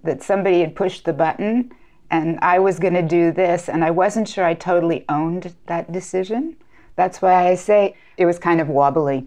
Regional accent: United States; moved away as an adult; now in France; I was born in the United States and studied in the United States

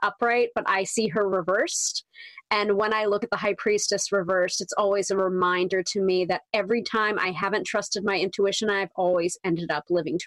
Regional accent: New York, United States; the New Yorker

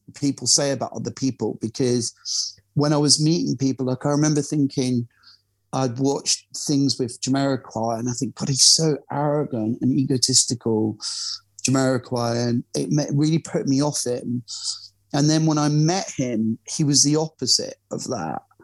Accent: Glasgow, Scotland, United Kingdom; moved away; I'm originally from Glasgow

